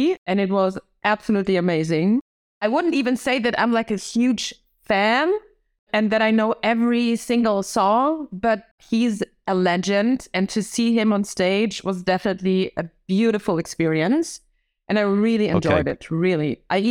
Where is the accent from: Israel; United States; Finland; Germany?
Germany; English is a second language; My parents are Polish, so they are from Warsaw, but I was born in Germany and like my education was in Germany. So I went to normal schools. Unfortunately, we moved a lot. So every year we moved to a different city until I was 11.